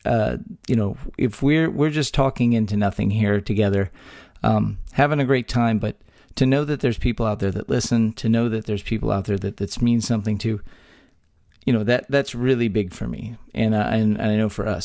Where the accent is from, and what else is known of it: Texas, United States; born or raised there